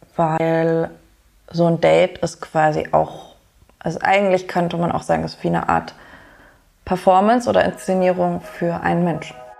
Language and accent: German; Germany; now in Berlin, Germany; ich bin in Deutschland geboren